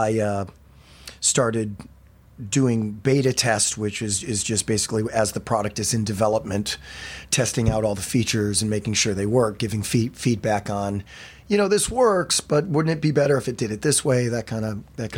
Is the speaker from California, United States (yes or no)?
no; Michigan, United States; moved away as an adult; also born or lived in Philadelphia; I grew up in Michigan